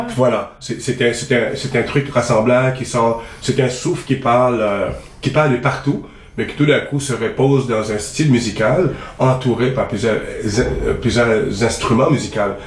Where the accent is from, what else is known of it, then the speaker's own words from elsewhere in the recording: Montreal, Quebec, Canada; j'ai grandi quand même à Montréal